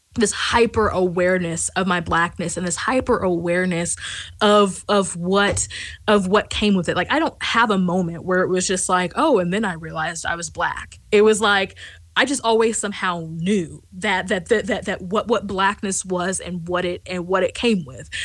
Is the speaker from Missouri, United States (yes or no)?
yes; rural West Central Missouri, United States; I grew up in in West Central Missouri, and so I grew up in rural West Central Missouri